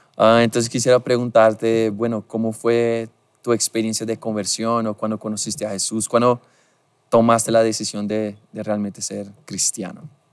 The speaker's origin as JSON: {"language": "Spanish", "country": "Brazil", "second_language": "Spanish", "moved": "yes", "said": "soy brasileño"}